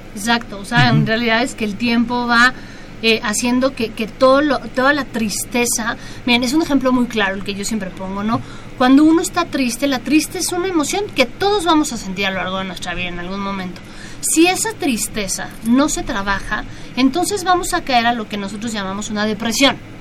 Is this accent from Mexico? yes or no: yes; Mexico; nuestro país